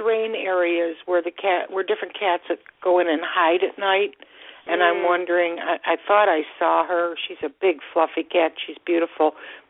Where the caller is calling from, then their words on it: Florida, United States; I'm calling from Florida.